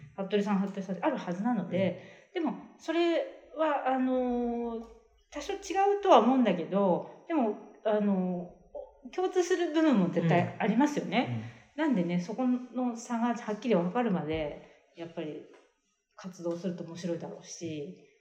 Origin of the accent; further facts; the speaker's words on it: Seki, Gifu, Japan; moved away; ど同じあのところの出身